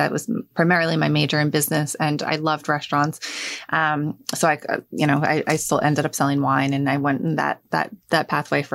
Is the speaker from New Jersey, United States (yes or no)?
yes; Hazlet, New Jersey, United States; When I was growing up, I grew up in Hazlitt. Mm-hmm. And same thing, I moved here, I was 7